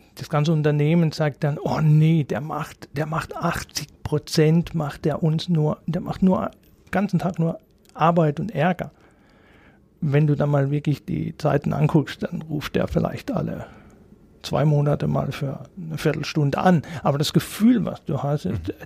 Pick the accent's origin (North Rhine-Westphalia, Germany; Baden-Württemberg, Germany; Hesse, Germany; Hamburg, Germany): Baden-Württemberg, Germany; Emmendingen; Ich komme gebürtig aus Emmendingen, bin da aufgewachsen